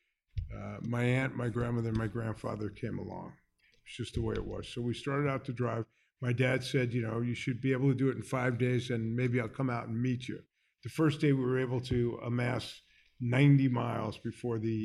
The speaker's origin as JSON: {"language": "English", "town": "Miami Beach", "region": "Florida", "country": "United States", "tie": "born or raised there", "also_born_or_lived": "New York", "said": "I went to elementary school in Miami Beach."}